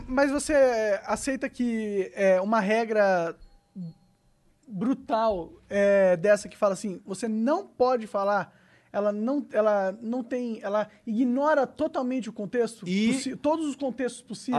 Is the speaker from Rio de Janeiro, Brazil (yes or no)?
no; São Paulo, Brazil; eu, sou paulista